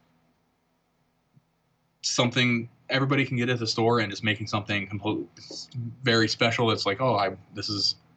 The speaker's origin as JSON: {"language": "English", "town": "Virginia Beach", "region": "Virginia", "country": "United States", "tie": "born or raised there", "moved": "yes", "said": "I grew up in Virginia Beach on the East Coast when I was a kid"}